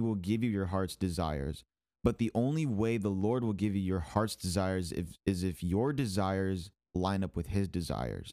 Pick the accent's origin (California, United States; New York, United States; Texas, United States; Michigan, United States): Michigan, United States; now in Houston, United States; I'm from Michigan